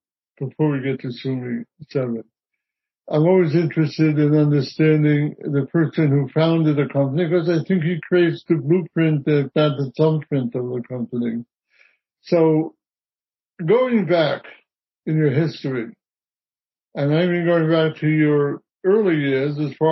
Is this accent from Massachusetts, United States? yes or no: no; New York City, New York, United States; I'm born and bred a New Yorker.